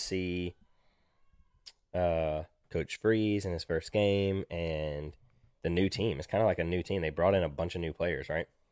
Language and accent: English; Auburn, Alabama, United States; also born or lived in Virginia; I'm from Auburn